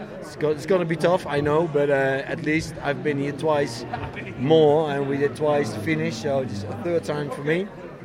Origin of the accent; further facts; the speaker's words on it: Netherlands; And in Holland, we do much more than only racing.